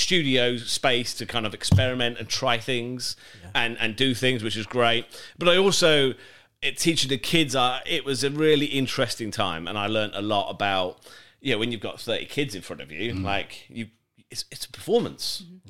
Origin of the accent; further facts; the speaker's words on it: Birmingham, West Midlands, United Kingdom; accent: generic; also born or lived in Winchester; Because I lost my Birmingham accent. I'm originally from Birmingham. Not from there, but I can't speak like it. I went down to Winchester and I went down with a Birmingham accent, and they were like, "You can't speak like that around here."